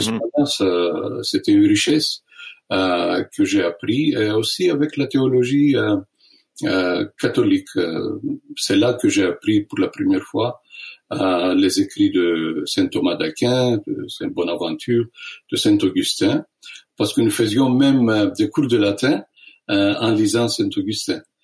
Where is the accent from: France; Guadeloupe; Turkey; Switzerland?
Turkey; Istanbul; moved away; je suis né à Constantinople, ce qui est connu comme Istanbul